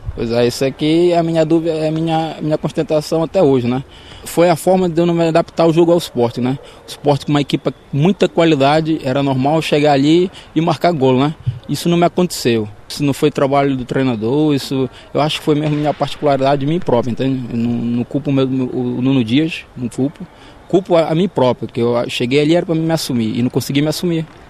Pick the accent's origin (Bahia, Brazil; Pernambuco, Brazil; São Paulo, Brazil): Pernambuco, Brazil; Recife; moved away as an adult; now in Portugal; Sou de Recife